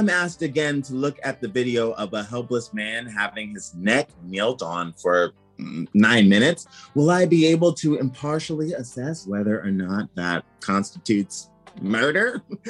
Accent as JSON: {"language": "English", "country": "Nigeria", "lives_now": "United States", "said": "Originally Nigeria. I became a citizen 5 years ago because I love this country."}